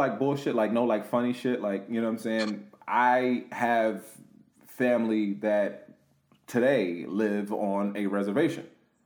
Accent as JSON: {"language": "English", "region": "New Jersey", "country": "United States", "said": "I'm from Jersey."}